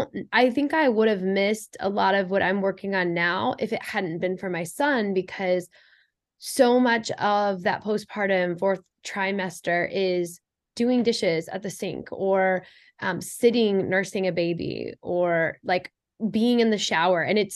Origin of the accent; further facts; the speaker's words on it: Midwest, United States; it's not just Boston, but I picked up on like this rush energy when I moved to the East Coast, because I'm also from the Midwest.